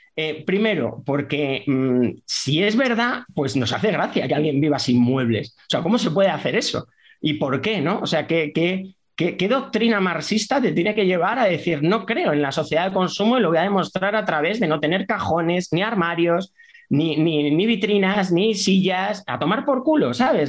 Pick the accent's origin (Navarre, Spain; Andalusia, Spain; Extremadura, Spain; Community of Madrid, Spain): Community of Madrid, Spain; Leganés; yo nací en Madrid, pero claro, eh, porque no había hospital, maternidad en esa época en Leganés, en el 79 no había, entonces nací en la maternidad de O'Donnell, pero yo me crié en San Nicasio, en Leganés